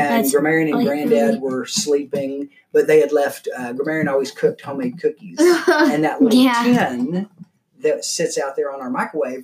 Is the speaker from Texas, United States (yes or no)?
yes; La Marque, Texas, United States; growing up in Galveston County in Lamarck, Texas